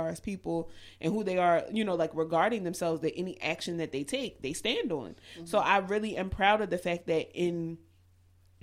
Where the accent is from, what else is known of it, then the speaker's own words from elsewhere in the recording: Baltimore, Maryland, United States; I'm from West Baltimore